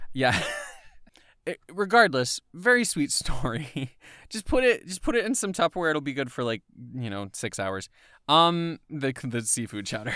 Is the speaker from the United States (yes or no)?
yes; Atlanta, Georgia, United States; where I'm from is from the Atlanta area.